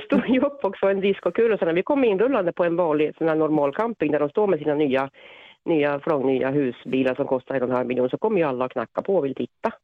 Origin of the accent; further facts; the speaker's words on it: Finland; now in Sweden; jag är från Finland